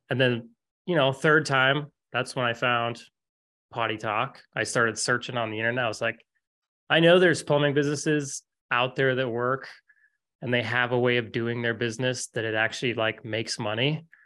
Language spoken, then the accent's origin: English; Fairbanks, Alaska, United States; I grew up in Fairbanks, Alaska